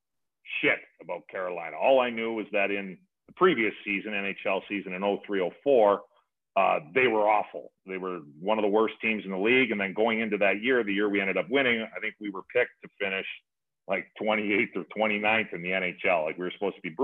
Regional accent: Fort Saskatchewan, Alberta, Canada; also born or lived in Edmonton; I was born in Edmonton, grew up in Fort Saskatchewan. I was there right till I went to university.

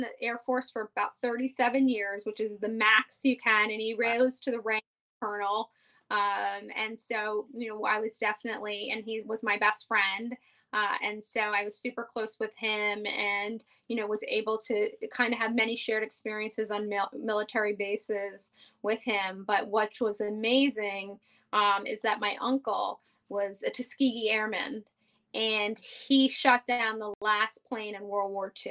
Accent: New York City, New York, United States; born and raised on the Upper West Side, never left

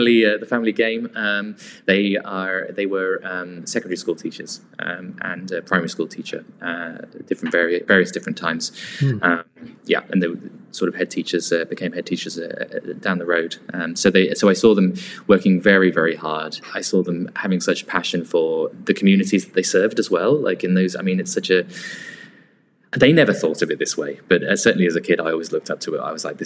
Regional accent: near Northampton, middle of England, East Midlands, United Kingdom; I was in grew up in the middle of England, so near Northampton

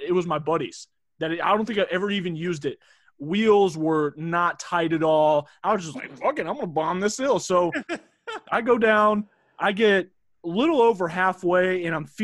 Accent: Pickens, South Carolina, United States; I'm from Pickens, and that's what we do every year

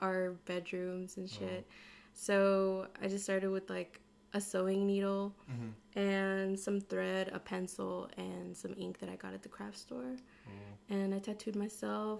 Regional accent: Charlotte, North Carolina, United States; also born or lived in Texas; I was born and raised in Charlotte.

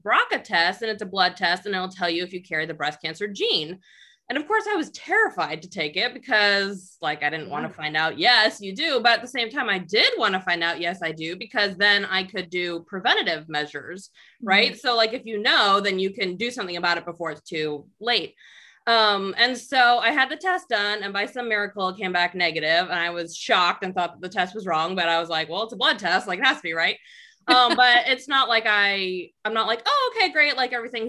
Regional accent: Northern California, United States; now in Southern California, United States; I am originally from Northern California, so I am a California born and raised

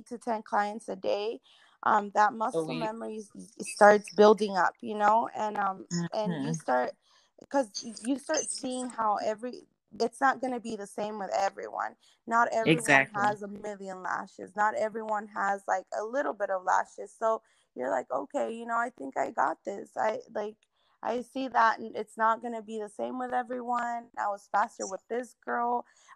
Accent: Irving, Texas, United States; now in Bedford, United States; I was raised in Irving, Texas

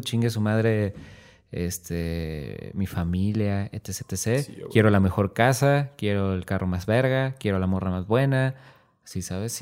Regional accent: Tepic, Nayarit, Mexico; somos de Tepic

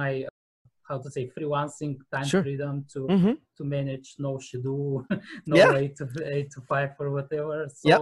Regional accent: Bulgaria; I'm from Bulgaria, and I've been born here, raised here

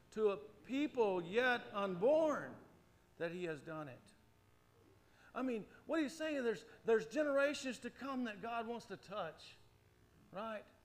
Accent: United States; as an American

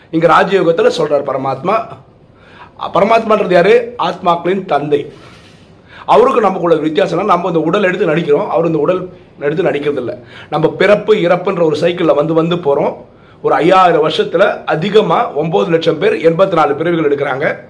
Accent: Chennai, Tamil Nadu, India; first language Malayalam; Tamil is a second language; நான் பிறந்தது சென்னையில் தான்

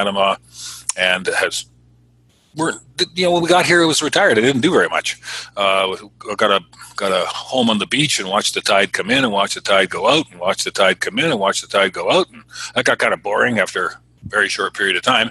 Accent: Canada; moved away as an adult; also born or lived in Southern California; I'm Canadian

